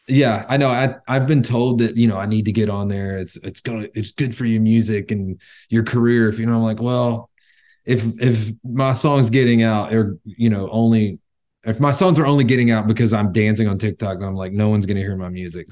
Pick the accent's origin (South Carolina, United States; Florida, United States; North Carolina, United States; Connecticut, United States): North Carolina, United States; moved away as an adult; also born or lived in Northern California; now in Tennessee, United States; Born and raised in North Carolina. I moved out to California for six years and now I live in Tennessee